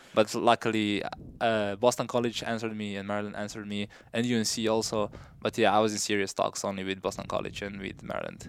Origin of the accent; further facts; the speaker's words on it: Slovenia; moved away as an adult; now in United States; I grew up in a small village in Slovenia